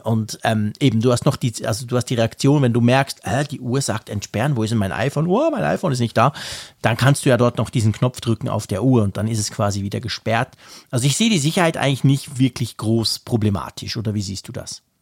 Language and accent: German; Switzerland; Bei uns in der Schweiz